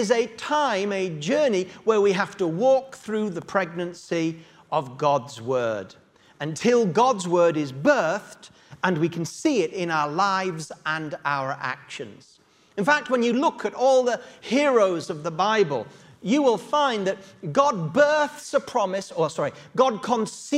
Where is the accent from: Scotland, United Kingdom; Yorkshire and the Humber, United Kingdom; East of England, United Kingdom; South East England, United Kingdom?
Yorkshire and the Humber, United Kingdom; Yorkshire Dales; now in London, United Kingdom; I was brought up in the Yorkshire Dales, and for many years as a young Yorkshire boy